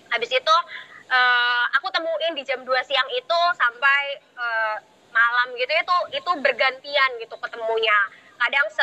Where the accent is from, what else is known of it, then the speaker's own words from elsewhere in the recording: Serang, Banten, Indonesia; salam kenal ya teman-teman aku dari Serang